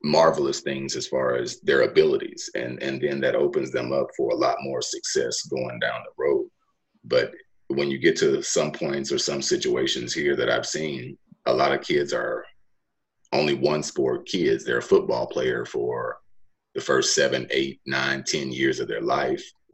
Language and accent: English; Cleveland, United States; my hometown of Cleveland